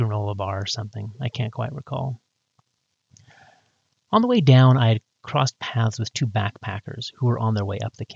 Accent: Northwest Washington, United States; now in Utah, United States; I'm from Northwest Washington, and my wife is from Desert, Arizona, and we often joke how our hometowns really couldn't have been more different

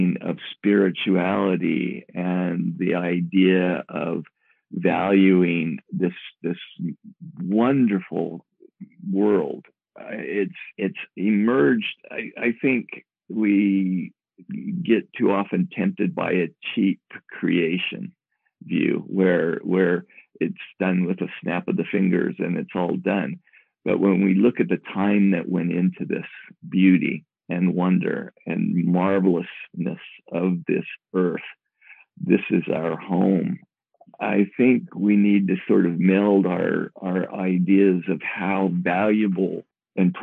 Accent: Moab, Utah, United States; born or raised there

